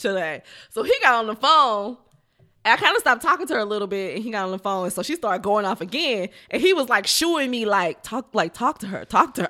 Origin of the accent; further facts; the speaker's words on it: Fifth Ward, Texas, United States; I'm from Fifth Ward